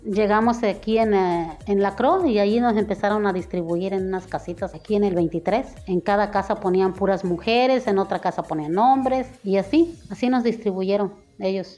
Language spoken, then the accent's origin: Spanish; Acapulco, Guerrero, Mexico; moved away as an adult; now in Cancún, Mexico; soy de Acapulco, de, de Acapulco Guerrero